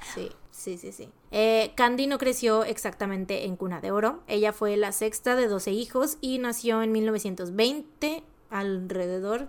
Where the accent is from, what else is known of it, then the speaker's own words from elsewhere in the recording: Veracruz, Mexico; nosotros igual y como jarochos lo mencionamos muy así